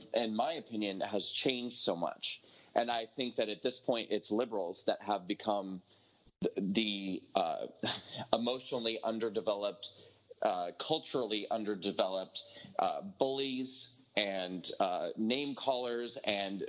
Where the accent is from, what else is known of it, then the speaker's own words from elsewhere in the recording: rural Nebraska, United States; I grew up at a time and in a geographic location, you know, that being rural Nebraska